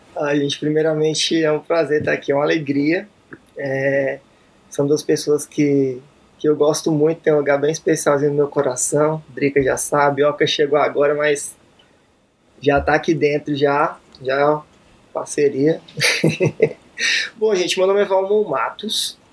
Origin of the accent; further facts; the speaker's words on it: Planaltina, Federal District, Brazil; also born or lived in Brasília; morei em Planaltina até os meus 17 anos, então eu nasci em Brasília, mas só nasci mesmo, né? Nasci e viajei para Planaltina. Planaltina DF.